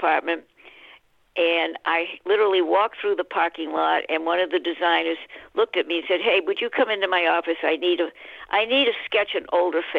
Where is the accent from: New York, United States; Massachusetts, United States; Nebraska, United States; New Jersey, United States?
Massachusetts, United States; Boston; moved away as an adult; also born or lived in Florida / California; I'm from Boston